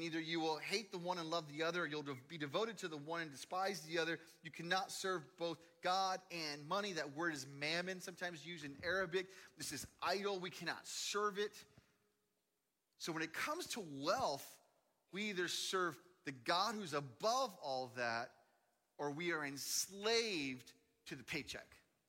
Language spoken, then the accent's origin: English; Dallas, Texas, United States; also born or lived in Seattle; That I came from Dallas and lived in Seattle.